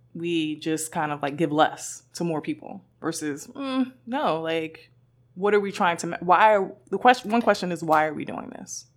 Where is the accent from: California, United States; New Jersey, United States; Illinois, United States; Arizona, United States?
New Jersey, United States; Newark; me growing up in Newark